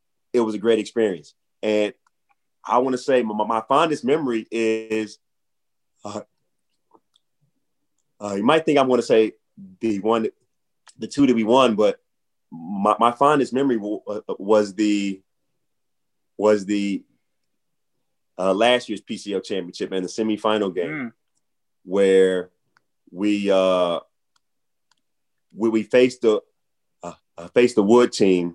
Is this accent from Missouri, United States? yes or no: yes; St. Louis, Missouri, United States; moved away as an adult; now in Philadelphia, United States; I'm from St. Louis, Missouri. I came to Philly